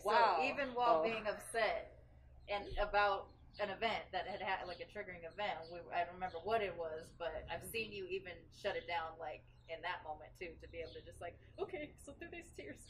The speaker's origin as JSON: {"language": "English", "town": "Long Beach", "region": "California", "country": "United States", "tie": "born or raised there", "said": "it was very much a part of like the experience that I had growing up in Long Beach."}